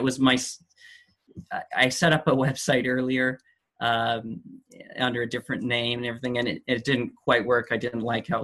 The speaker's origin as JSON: {"language": "English", "area": "near Vancouver", "region": "British Columbia", "country": "Canada", "tie": "born or raised there", "also_born_or_lived": "Chile", "said": "We're living just outside Vancouver right now. During COVID, we returned to my hometown, which is close to the metropolitan area"}